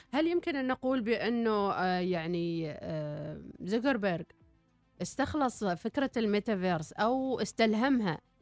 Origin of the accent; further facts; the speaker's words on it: Oman; احنا كعمانيين وكعرب